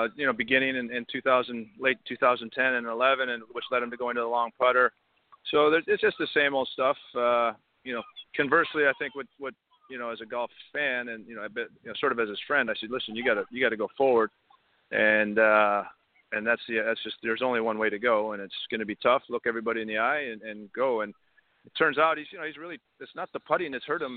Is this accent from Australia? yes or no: no; Canada; I'm Canadian